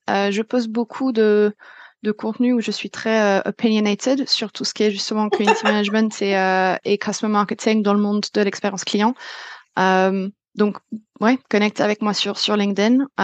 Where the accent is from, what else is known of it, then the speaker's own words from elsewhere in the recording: France; moved away; ça fait dix ans que j'ai quitté la France